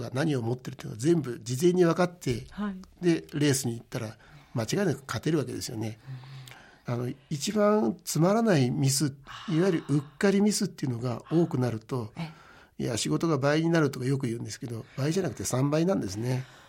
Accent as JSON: {"language": "Japanese", "town": "Maebashi", "region": "Gunma", "country": "Japan", "tie": "born or raised there", "also_born_or_lived": "Tokyo", "moved": "as an adult", "said": "あの前橋市の出身です"}